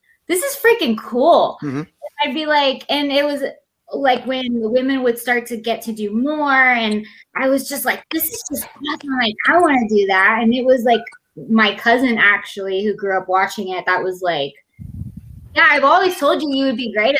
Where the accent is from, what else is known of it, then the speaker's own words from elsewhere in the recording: Texas, United States; I'm from Texas